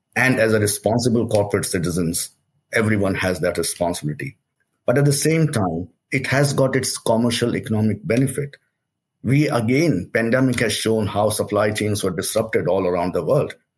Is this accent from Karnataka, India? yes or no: no; Delhi, India; moved away as an adult; I came from India, uh, uh, born and brought up in Delhi, and uh, came as a student over here.